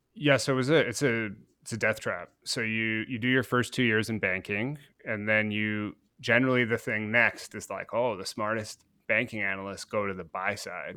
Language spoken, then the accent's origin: English; Guelph, Ontario, Canada; I grew up in Guelph, hundred thousand person city outside of Toronto in Canada